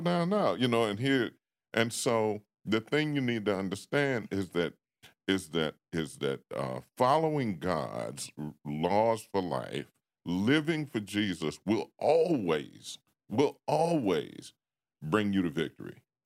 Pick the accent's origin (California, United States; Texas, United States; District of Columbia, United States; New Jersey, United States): District of Columbia, United States; Washington; moved away; growing up in Washington and, uh, what they had back in the day called the Projects